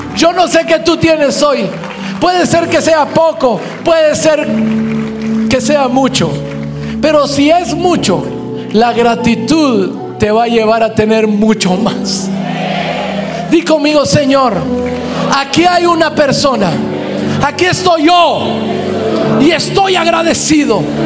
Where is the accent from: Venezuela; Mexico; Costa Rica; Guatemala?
Guatemala; Hoy pastoreo una iglesia creciente en Guatemala, en mi país